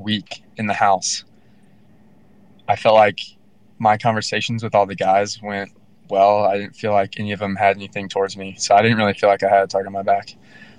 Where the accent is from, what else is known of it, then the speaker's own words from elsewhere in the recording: Florida, United States; we're both from Florida